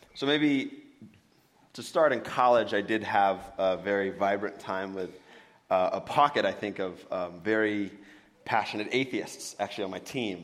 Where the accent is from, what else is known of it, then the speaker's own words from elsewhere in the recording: Benicia, California, United States; also born or lived in Santa Monica, California; born and raised in California. Born in Santa Monica, but uh, moved up here when I was young. Went to Joe Henderson Elementary.